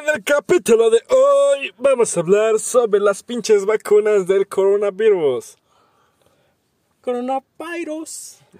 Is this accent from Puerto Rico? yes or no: no; Mexico; nosotros somos mexicanos